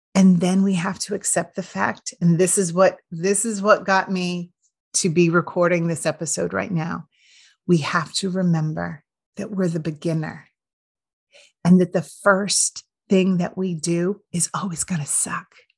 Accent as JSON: {"language": "English", "region": "Iowa", "country": "United States", "tie": "born or raised there", "moved": "as an adult", "said": "I moved from nowhere, Iowa, and that is no offense to anyone who still lives in my town"}